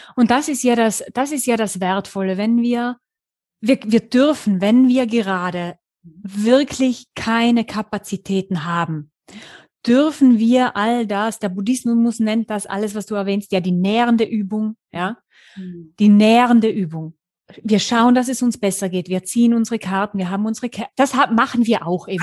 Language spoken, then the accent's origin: German; the mountains of Tyrol, Austria; moved away as an adult; lebe seit 2016 mit meiner kleinen Familie. Ich habe einen kleinen vierjährigen Sohn wieder in den Bergen von Tirol